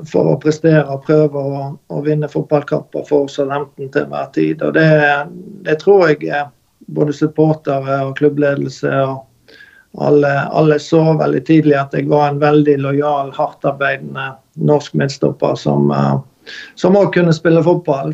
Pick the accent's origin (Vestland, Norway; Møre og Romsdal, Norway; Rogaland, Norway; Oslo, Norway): Vestland, Norway; Bekkjarvik; Selbjørn er jo den øyen jeg vokste opp i her i Bekkjarvik